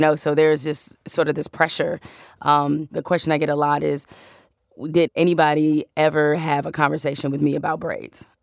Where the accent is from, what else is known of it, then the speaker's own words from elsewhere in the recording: Detroit, Michigan, United States; I'm from Detroit, so I'm a huge Tigers fan